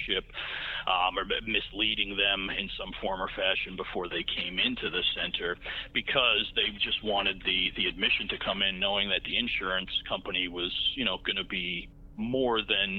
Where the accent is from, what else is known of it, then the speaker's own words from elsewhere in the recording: Massachusetts, United States; moved away as an adult; now in South Florida, United States; I'm originally from Massachusetts, live in South Florida, moved down here about 15 years ago.